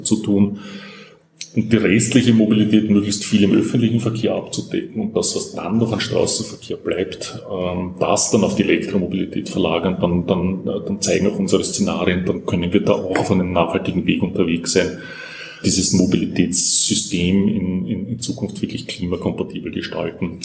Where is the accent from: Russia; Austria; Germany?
Austria; bei uns in Österreich